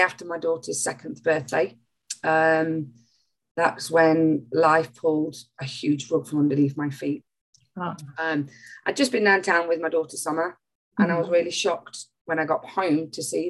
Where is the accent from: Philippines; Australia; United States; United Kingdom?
United Kingdom; Nottingham, East Midlands; also born or lived in Bognor Regis; I'm from Nottingham